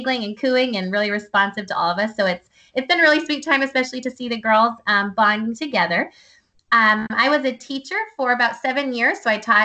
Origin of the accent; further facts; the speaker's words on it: Ohio, United States; moved away as an adult; also born or lived in Pennsylvania / Thailand; now in Virginia, United States; I grew up in Ohio